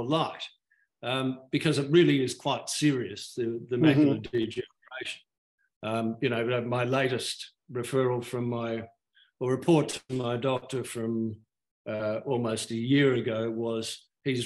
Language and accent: English; Sydney, New South Wales, Australia; now in Perth, Australia; I was brought up in Sydney